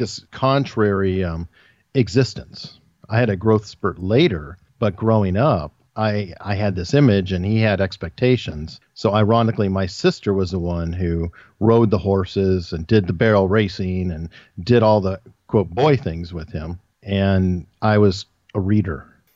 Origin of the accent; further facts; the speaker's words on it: Tucson, Arizona, United States; now in Hampton Roads, Virginia, United States; I was born and raised in Tucson, Arizona